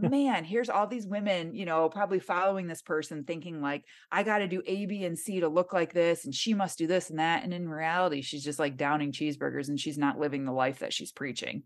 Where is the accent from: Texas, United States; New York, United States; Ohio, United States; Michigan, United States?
Michigan, United States; accent: nasally; moved away as an adult; now in Southern California, United States; born and raised in Michigan